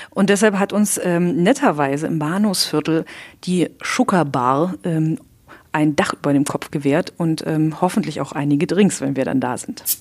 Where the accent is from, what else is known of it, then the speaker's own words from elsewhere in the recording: East Germany, Germany; born there; wir sind beide noch in der DDR geboren. Du ganz knapp, ich ein bisschen, bisschen länger, ich bin 85 geboren.